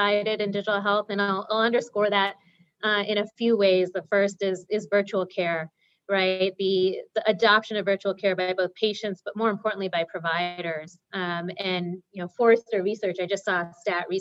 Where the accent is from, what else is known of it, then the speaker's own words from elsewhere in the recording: Boston, Massachusetts, United States; also born or lived in India; I'm a Boston gal, born and raised.